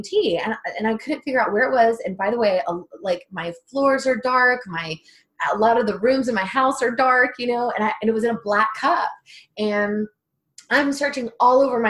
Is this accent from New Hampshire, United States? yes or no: no; Texas, United States; I'm from Texas, and I'm right by Mexico.